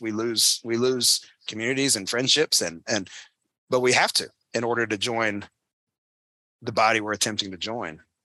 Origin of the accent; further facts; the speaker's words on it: North Carolina, United States; moved away as an adult; I grew up in North Carolina. It's my home state